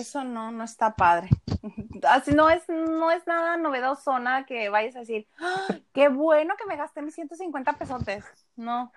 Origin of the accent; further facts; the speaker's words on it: northern Mexico, Mexico; soy norteña